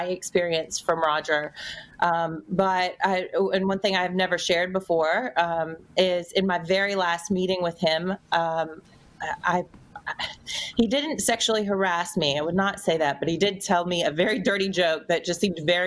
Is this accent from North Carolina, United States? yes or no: yes; North Carolina, United States; moved away as an adult; also born or lived in New York; I did get called up from North Carolina, which was my hometown.